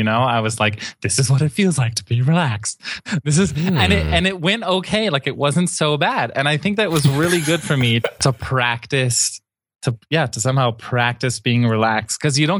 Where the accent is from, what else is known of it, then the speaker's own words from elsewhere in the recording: Miami, Florida, United States; I grew up in Miami, and I've only known Boca Raton.